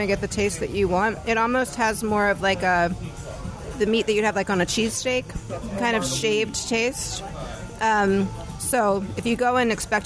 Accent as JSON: {"language": "English", "region": "Maryland", "country": "United States", "tie": "born or raised there", "said": "I grew up in Maryland"}